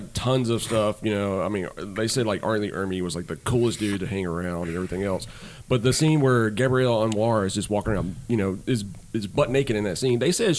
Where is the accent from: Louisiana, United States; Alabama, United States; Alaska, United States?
Alabama, United States; Selma; when I was a kid, it was like, this movie was being filmed in my hometown.